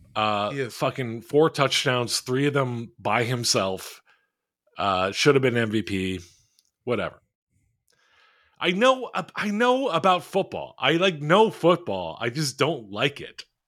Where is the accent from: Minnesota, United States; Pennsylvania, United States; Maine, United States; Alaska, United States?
Pennsylvania, United States; Philadelphia; a bunch of people I grew up with in Philly